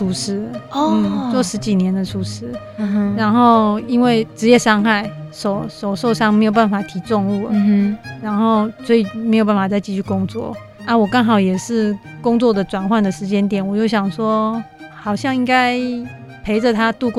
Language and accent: Chinese; Xinwu, Taoyuan, Taiwan; 小小时候在新屋也很爱抓虫